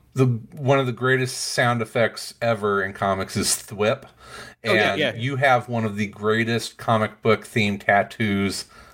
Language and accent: English; Chicago, Illinois, United States; we're from Chicago